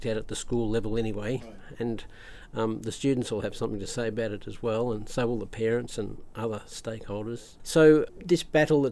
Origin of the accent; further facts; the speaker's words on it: Australia; we grew up here in Australia